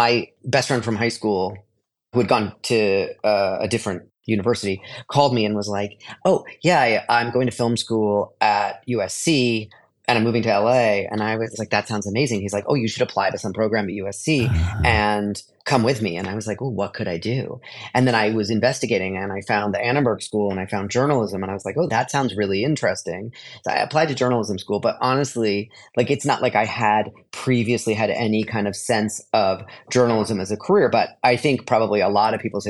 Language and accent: English; Canada; moved away as an adult; also born or lived in Los Angeles, United States / New York, United States; I was growing up in Canada